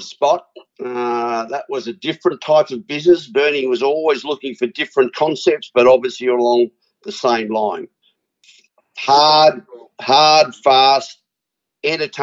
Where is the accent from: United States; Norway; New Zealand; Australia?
Australia; as an Aussie